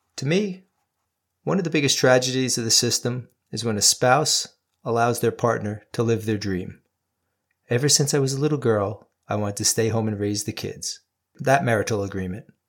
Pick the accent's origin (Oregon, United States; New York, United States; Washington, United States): New York, United States; my home state of New York